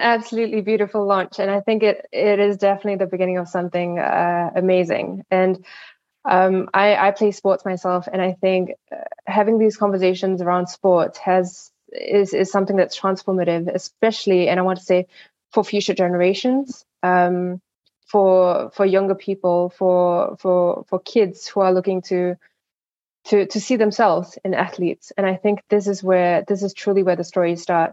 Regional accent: Singapore; I come from Singapore

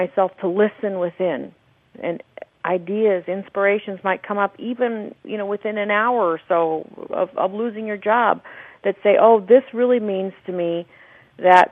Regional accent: Scottsdale, Arizona, United States; here in my hometown of Scottsdale

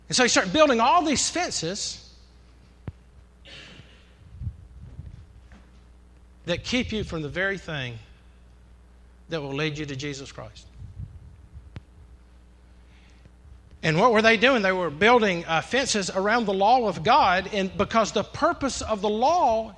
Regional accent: the South, Southern United States, United States

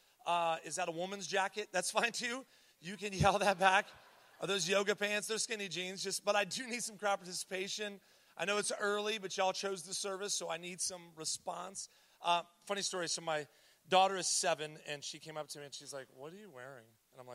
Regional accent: Columbus, Ohio, United States; I was born here in Columbus

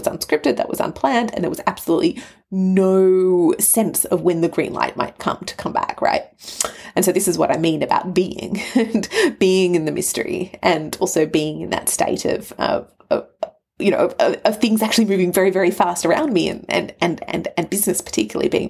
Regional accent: Australia; also born or lived in Canberra, Australia / Sydney, Australia; Australia being my home, my permanent home. I'm Australian

